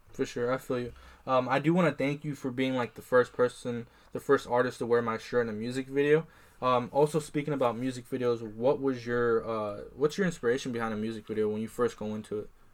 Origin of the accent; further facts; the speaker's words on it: Iowa, United States; I'm from Iowa